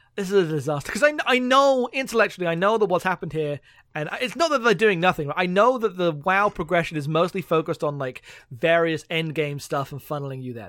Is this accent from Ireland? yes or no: no; London, United Kingdom; moved away; I grew up in London, so, like, my hometown's like, damn, look at all the, like, gentrification that's happened here